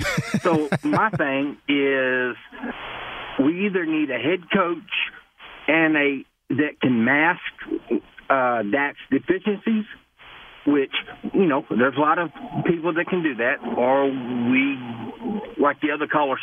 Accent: Arlington, Texas, United States; now in South Carolina, United States; I'm from Arlington, Texas. Moved to South Carolina. I can say all my years, and I'm 53, I have never been more embarrassed.

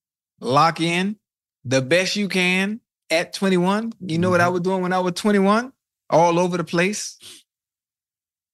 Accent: Dade County, Florida, United States; I'm from Dade

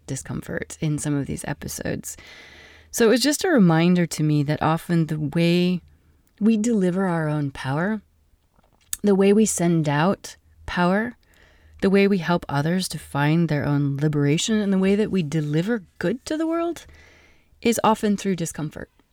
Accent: Wyoming, United States; I'm from Wyoming

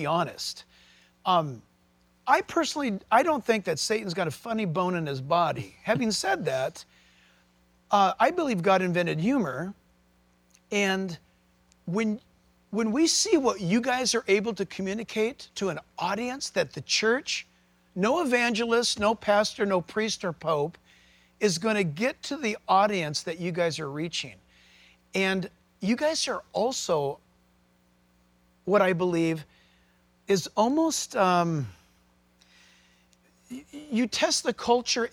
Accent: United States; as an American, the way that we're brought up

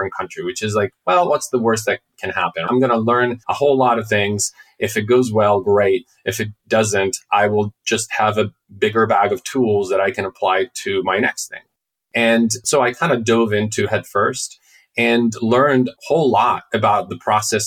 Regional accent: Milan, Lombardy, Italy; moved away as an adult; now in United States; I grew up in Milan

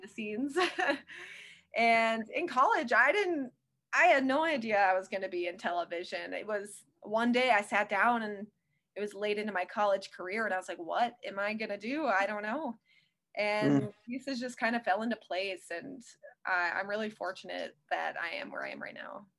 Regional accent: Western Wisconsin, United States; also born or lived in Connecticut; I grew up in Western Wisconsin, so I know the area

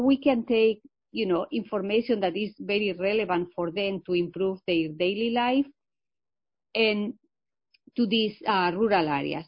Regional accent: Spain; English is a second language; moved away as an adult; also born or lived in Illinois, United States / Michigan, United States; now in United States; I am originally from Spain. I come from a rural area, a small village in Spain, but I have been here in the U.S. for many years. I came here to learn English, and I learned English when I was 28 years old.

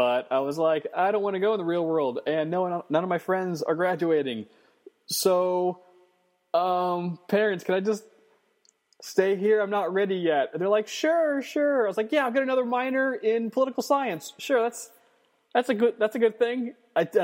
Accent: Northern Virginia, United States; now in New York City, United States; I'm from Northern Virginia, which is a northern outpost in a southern state

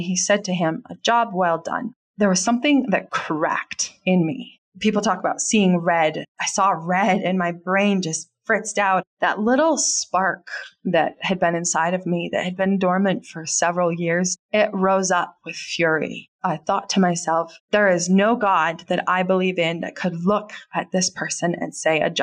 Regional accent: United States; I'm from America and I was born and raised here

